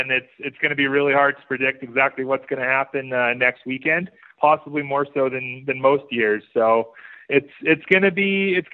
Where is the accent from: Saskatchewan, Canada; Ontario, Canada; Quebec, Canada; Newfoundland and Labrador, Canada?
Saskatchewan, Canada; now in Calgary, Canada; I'm originally from Saskatchewan, but I've been based in Calgary since 2016.